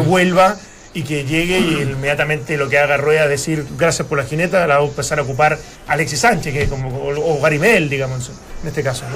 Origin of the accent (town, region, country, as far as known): Chile